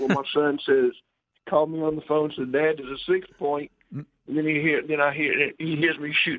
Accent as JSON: {"language": "English", "town": "Biloxi", "region": "Mississippi", "country": "United States", "said": "I come from the Biloxi Gulf Coast of Mississippi, and I'm up here in Alabama hunting"}